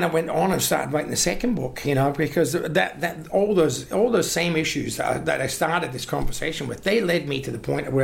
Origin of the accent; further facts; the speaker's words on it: Glasgow, Scotland, United Kingdom; now in Australia; I'm a Glaswegian